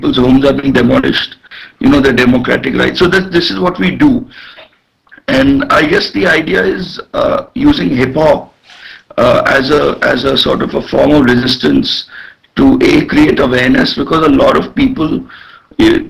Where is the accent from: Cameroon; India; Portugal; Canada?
India; as an Indian